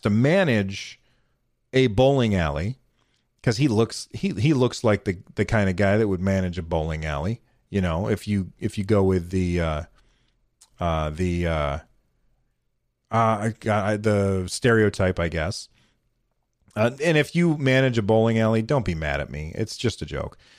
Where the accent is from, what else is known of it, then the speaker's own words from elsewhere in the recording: United States; I'm an American